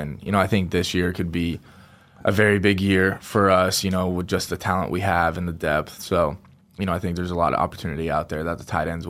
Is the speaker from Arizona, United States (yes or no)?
yes; Scottsdale, Arizona, United States; I'm from Scottsdale, Arizona.